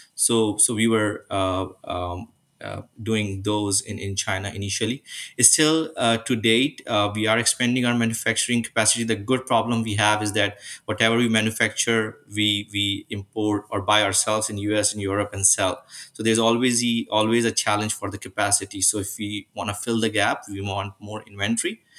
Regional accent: Karachi, Sindh, Pakistan; moved away as an adult; now in Mississauga, Canada; I was born and raised in Pakistan

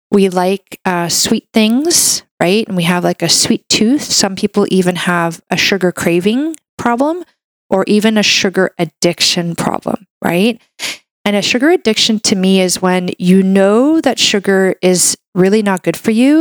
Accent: Canada; I'm a Canadian medical doctor

